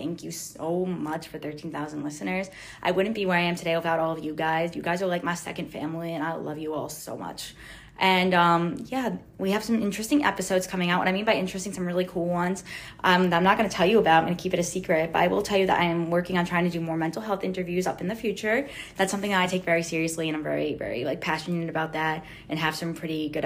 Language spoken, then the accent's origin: English; New York, United States; I'm 18 years old. I'm from New York.